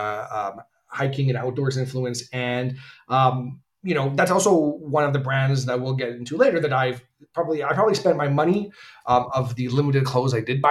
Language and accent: English; Canada; As a Canadian